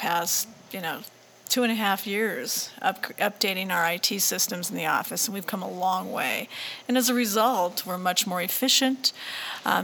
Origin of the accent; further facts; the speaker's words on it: Montana, United States; you're from Montana